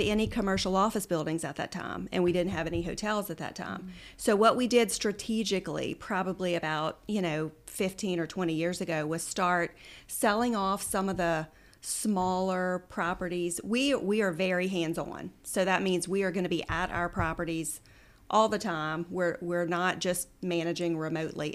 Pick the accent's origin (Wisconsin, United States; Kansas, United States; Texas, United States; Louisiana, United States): Louisiana, United States; Central; also born or lived in Oxford, Mississippi; We lived in Central. Um, grew up in Central, went to Scotlandville Magnet High School for high school